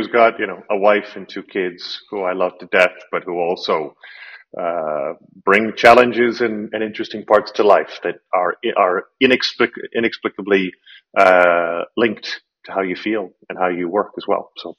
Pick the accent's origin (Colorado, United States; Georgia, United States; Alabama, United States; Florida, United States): Colorado, United States; moved away as an adult; also born or lived in California / East Coast; now in Czech Republic; So I was born in California. I grew up in Colorado. I went to school on the East Coast.